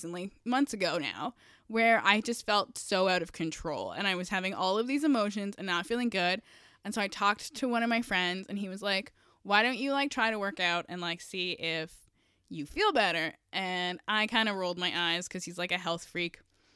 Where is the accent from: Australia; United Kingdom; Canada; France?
Canada; Kawartha Lakes, Ontario; And I grew up in the Kawartha Lakes, so I get it.